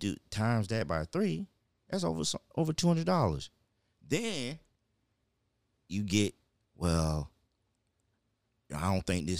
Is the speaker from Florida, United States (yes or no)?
yes; Pine Hills, Florida, United States; But not realize that I grew up in Pine Hills. I grew up, you know, and just observing.